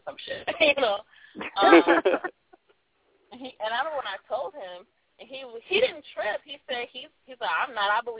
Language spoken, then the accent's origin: English; Los Angeles, California, United States; I'm from South Central